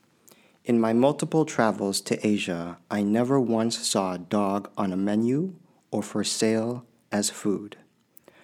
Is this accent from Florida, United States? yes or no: no; Springfield, Illinois, United States; also born or lived in Pell City, Alabama / West Coast; I was born in Pell City, Alabama in 1977. There were very few people like me around me when I was growing up. Here in Springfield, Illinois, my dad ran the bridge inspection program